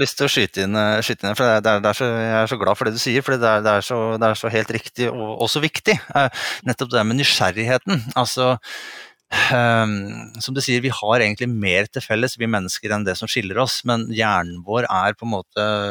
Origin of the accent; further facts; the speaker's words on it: Norway; vi i Norge